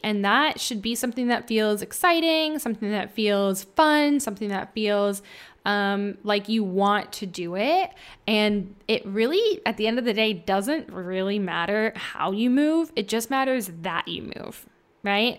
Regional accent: Midwest, United States; moved away as an adult; also born or lived in California; I'm from, um, the Midwest near the Mississippi, uh, where I met my husband in college

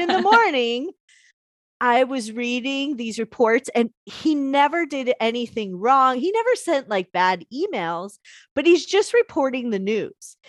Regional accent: Chicago, Illinois, United States; I'm from Chicago

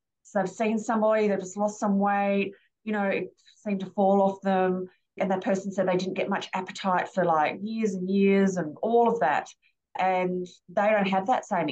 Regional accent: Australia; I'm Aussie

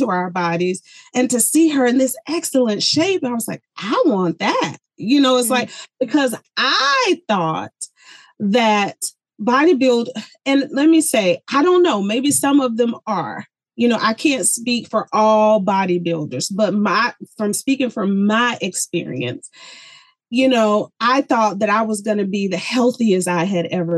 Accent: the South, United States; moved away as an adult; also born or lived in Colorado; I was born and raised in the South

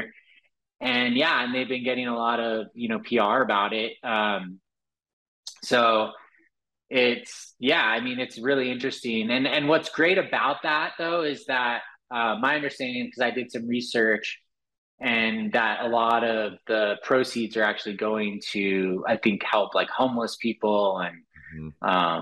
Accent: Los Angeles, California, United States; growing up in Los Angeles, of course, so there's a lot of exposure to Hollywood

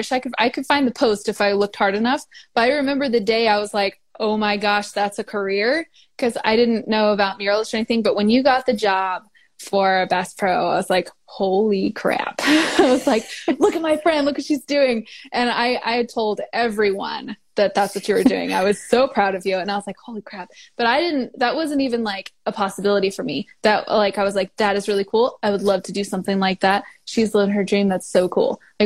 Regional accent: Marshfield, Missouri, United States; I am from Marshfield, Missouri.

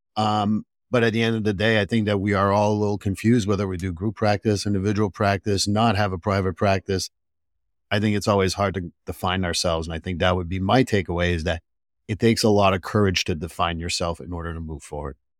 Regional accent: Montreal, Quebec, Canada; moved away; I'm from Montreal

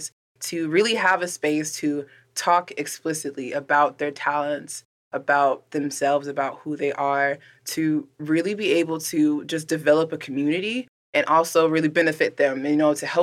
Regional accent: Southern Illinois, United States; I grew up in Southern Illinois

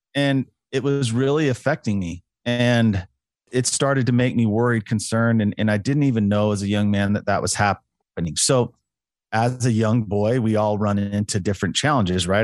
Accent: Utah, United States; I'm a Utah boy, Utah native

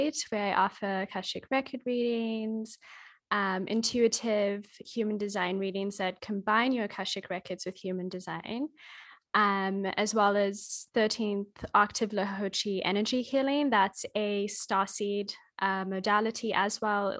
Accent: Australia; also born or lived in Kenya; I'm Australian and Kenyan, and my great-grandmother on my Kenyan side was a medicine woman.

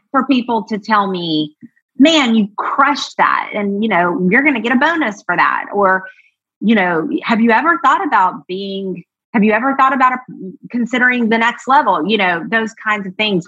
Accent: Georgia, United States; also born or lived in New York / Los Angeles; now in Nashville, United States; I grew up in Georgia

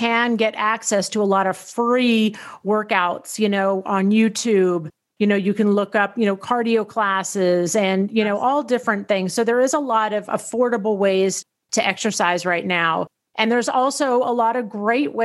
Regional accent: Tennessee, United States; I grew up in Tennessee

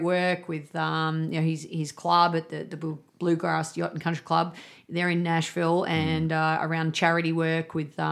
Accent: Melbourne, Victoria, Australia; also born or lived in Tennessee, United States; my hometown

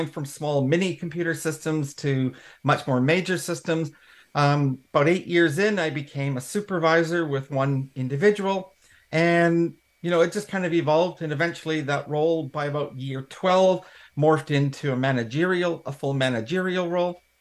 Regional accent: Canada; accent: Canadian; moved away as an adult; now in United Kingdom; in Canada, hence the accent. I am British born, but not raised in the UK, but I have come home to the UK

